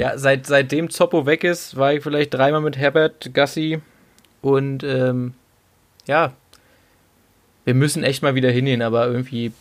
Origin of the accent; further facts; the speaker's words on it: the East, eastern Germany, Germany; ich komme aus dem Osten